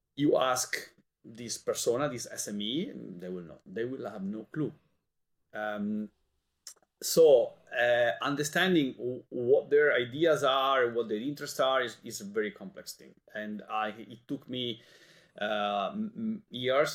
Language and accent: English; Italy; moved away as an adult; now in Brussels, Belgium; I come from Italy